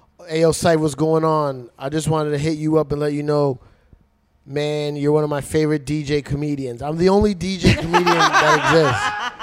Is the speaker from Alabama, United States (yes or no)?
no; Elizabeth, New Jersey, United States; I'm from Elizabeth, New Jersey.